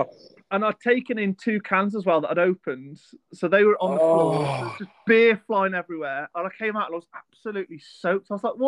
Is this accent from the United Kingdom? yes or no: yes; England, United Kingdom; we're from England.